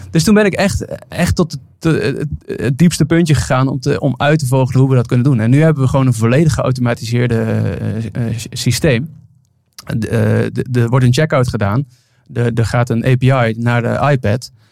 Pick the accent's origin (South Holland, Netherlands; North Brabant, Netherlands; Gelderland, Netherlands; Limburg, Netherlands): Limburg, Netherlands; Venlo; accent: zachte G; ik kom uit Limburg, dus ik pas me als iemand anders Limburgs tegen mij praat of met een zachte G